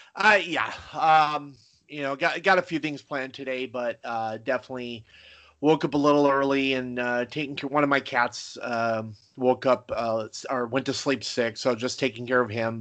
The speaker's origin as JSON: {"language": "English", "area": "near Los Angeles", "region": "California", "country": "United States", "tie": "born or raised there", "said": "growing up near Los Angeles"}